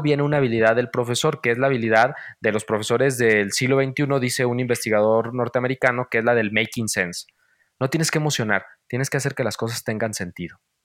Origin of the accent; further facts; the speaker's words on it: Valle de Guadalupe, Jalisco, Mexico; moved away; soy de un pueblo, ya lo sabes, y bueno, los que no sepan, soy de Valle de Guadalupe, un pueblo en los altos de Jalisco.